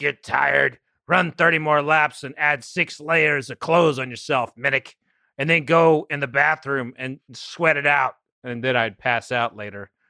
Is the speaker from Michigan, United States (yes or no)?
no; Oklahoma, United States; I'm from Oklahoma